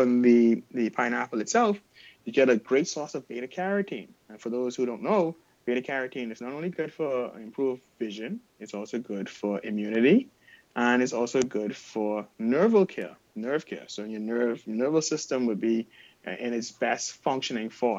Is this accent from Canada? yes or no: no; Bahamas; my hometown, the Bahamas